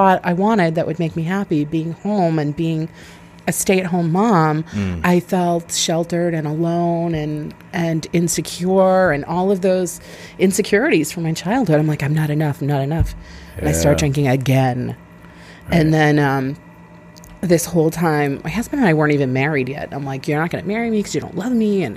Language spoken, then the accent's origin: English; Weymouth, Massachusetts, United States; now in Scituate, United States; I grew up in Weymouth